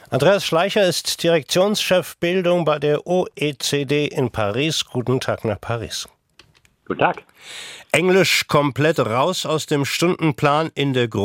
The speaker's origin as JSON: {"language": "German", "country": "Germany", "said": "Wir sind Deutsche und da soll man auch Deutsch richtig können."}